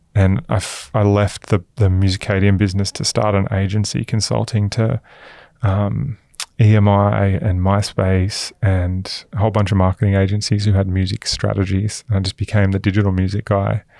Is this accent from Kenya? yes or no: no; Queensland, Australia; also born or lived in Newcastle, New South Wales; I grew up in Queensland.